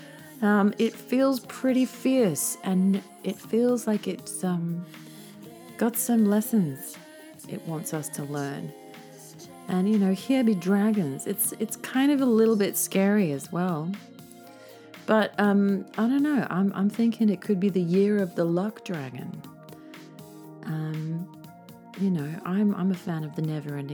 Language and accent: English; Australia; now in Tokyo, Japan; as an Australian who isn't really that used to snow